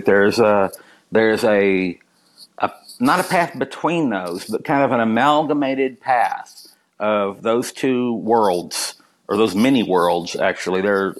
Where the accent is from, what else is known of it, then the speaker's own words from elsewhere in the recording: Kentucky, United States; I'm from Kentucky